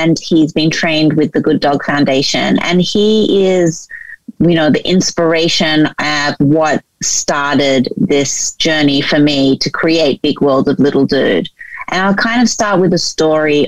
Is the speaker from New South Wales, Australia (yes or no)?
yes; Sydney, New South Wales, Australia; moved away as an adult; also born or lived in New York, United States; I grew up in Sydney, Australia, but lived in New York for 10 years.